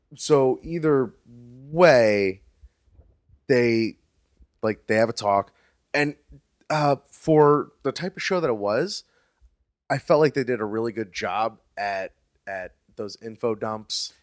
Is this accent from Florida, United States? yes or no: yes; Fort Lauderdale, Florida, United States; I grew up in South Florida between Miami and Palm Beach